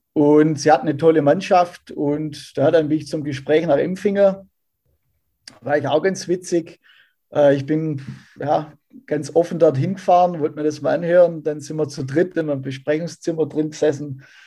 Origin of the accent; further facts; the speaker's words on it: Ergenzingen, Baden-Württemberg, Germany; ich bin tatsächlich ein waschechter Irgendsinger und habe da meine komplette Jugendzeit verbringen dürfen.